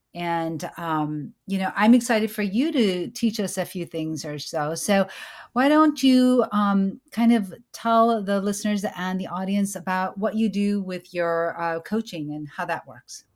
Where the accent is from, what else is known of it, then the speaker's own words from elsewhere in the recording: United States; I am an American-born certified O B G Y N